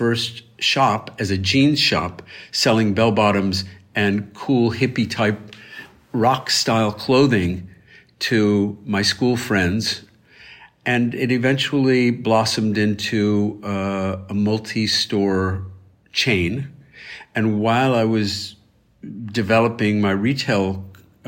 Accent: Elmira, New York, United States; my hometown of Elmira, New York

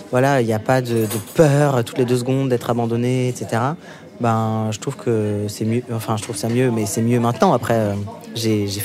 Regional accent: Normandy, France; ça me rappelle mon enfance en Normandie.

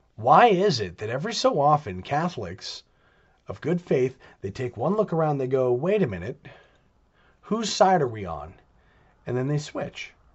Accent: New York, United States; I'm a New Yorker

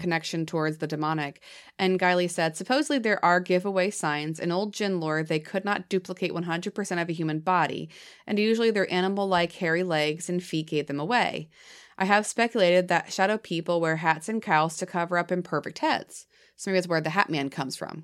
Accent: New Hampshire, United States; I'm from New Hampshire. My accent comes out sometimes

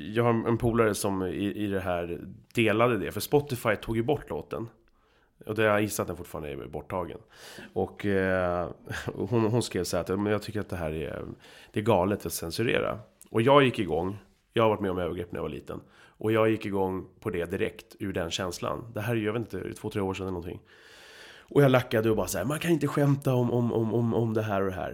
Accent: Huddinge, Stockholm County, Sweden; Geografiskt är jag uppväxt i Huddinge

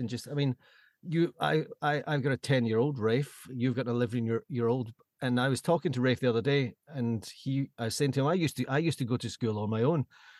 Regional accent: Balham, London, United Kingdom; I was thinking about this because I was thinking growing up in Balham, and I was 28 when I moved to London

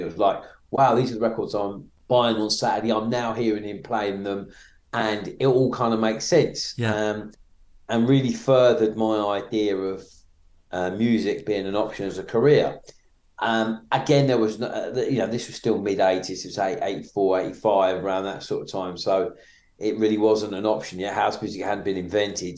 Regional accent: Maidstone, South East England, United Kingdom; I grew up in Maidstone in Kent

